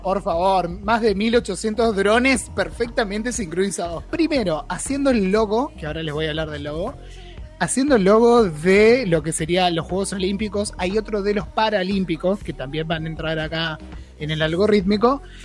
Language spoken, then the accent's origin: Spanish; Argentina; nosotros mismos como argentinos